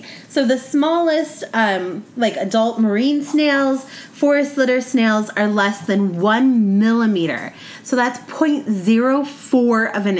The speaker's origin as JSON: {"language": "English", "region": "western Oregon", "country": "United States", "tie": "born or raised there", "said": "I grew up in Oregon, on the west side of Oregon"}